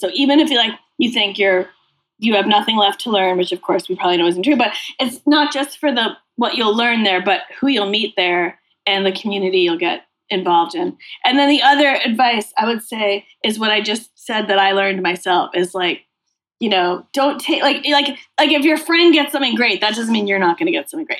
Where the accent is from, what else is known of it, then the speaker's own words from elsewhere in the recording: Massachusetts, United States; I grew up in Massachusetts.